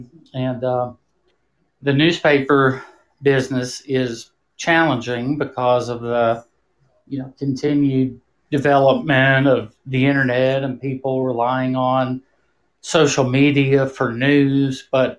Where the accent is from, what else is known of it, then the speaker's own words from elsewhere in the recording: New Orleans, Louisiana, United States; also born or lived in Houston, Texas; I grew up actually in New Orleans and Houston, Texas.